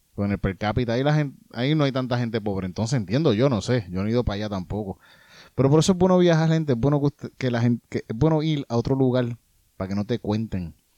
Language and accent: Spanish; Yauco, Puerto Rico; yo soy de, de Yauco.